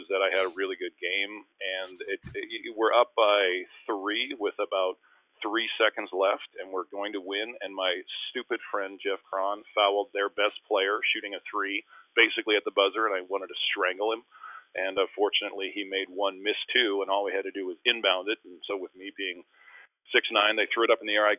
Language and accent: English; Winnipeg, Manitoba, Canada; moved away; also born or lived in Philadelphia / Vancouver; in Winnipeg in my hometown